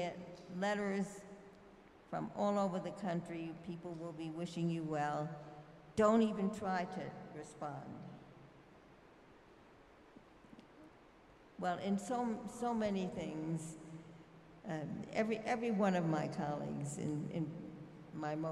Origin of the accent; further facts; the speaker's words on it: New York City, New York, United States; I'm from Brooklyn